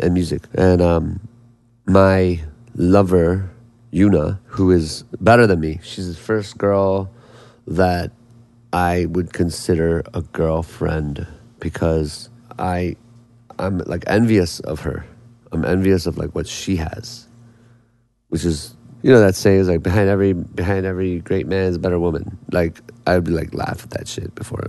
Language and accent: English; Indiana, United States; being Korean American from Indiana